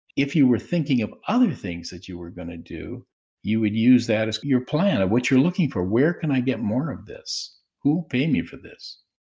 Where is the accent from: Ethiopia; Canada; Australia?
Canada; Swift Current, Saskatchewan; I was, uh, born and raised in Swift Current, Saskatchewan